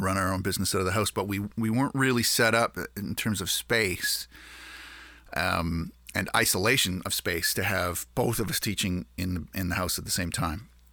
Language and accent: English; Canada; we're Canadian